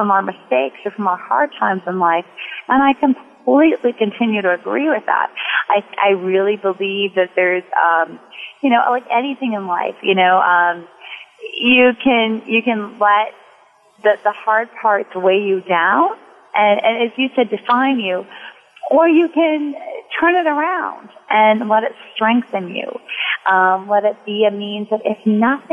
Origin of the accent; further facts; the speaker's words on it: Wisconsin, United States; moved away as an adult; also born or lived in New York; I worked for my local paper growing up in Wisconsin